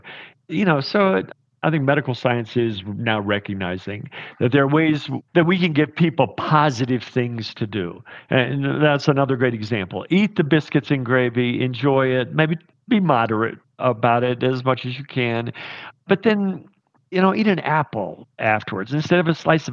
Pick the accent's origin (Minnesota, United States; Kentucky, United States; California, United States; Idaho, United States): Kentucky, United States; southeastern; now in Park City, United States; I come from deep in the hills of southeastern Kentucky